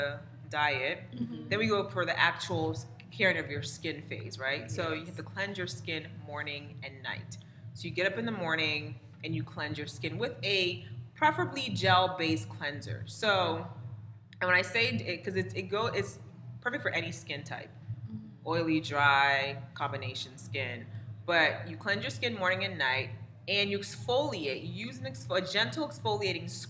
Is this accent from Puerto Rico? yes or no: no; Nigeria; I'm Nigerian, specifically Igbo